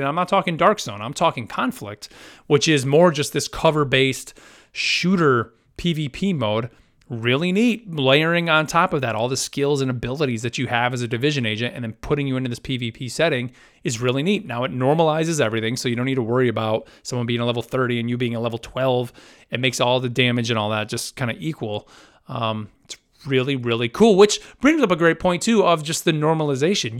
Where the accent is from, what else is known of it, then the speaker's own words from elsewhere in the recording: United States; as an American